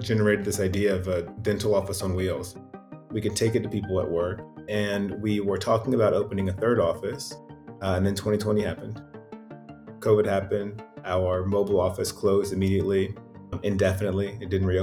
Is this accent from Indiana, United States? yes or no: yes; Indiana, United States; also born or lived in Lexington, Kentucky; I was born in Lexington, Kentucky, moved to Indiana when I was in third grade, 8 years old. And so when I think about where I grew up, it was Indiana.